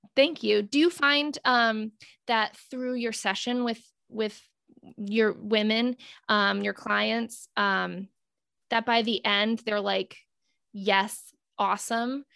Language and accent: English; North Kingstown, Rhode Island, United States; I'm from North Kingstown